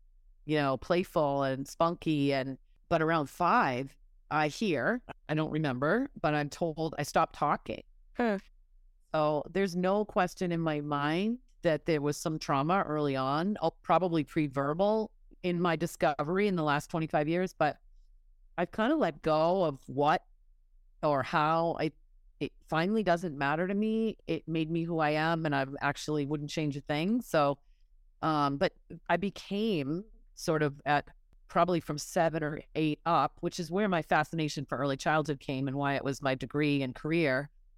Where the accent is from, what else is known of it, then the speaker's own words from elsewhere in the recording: Massachusetts, United States; I grew up in Massachusetts.